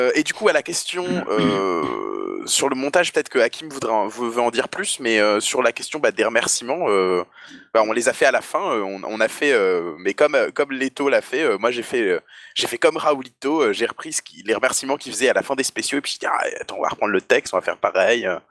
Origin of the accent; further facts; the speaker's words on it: the North, northern France, France; je viens du Nord